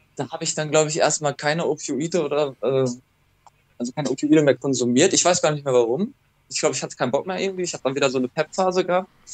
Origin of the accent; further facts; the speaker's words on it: Ruhr area, North Rhine-Westphalia, Germany; meiner Heimatstadt also angekommen, im Ruhrgebiet